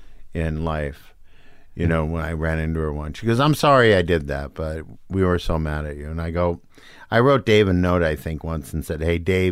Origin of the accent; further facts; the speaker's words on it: Midwest, United States; I'm from the Midwest.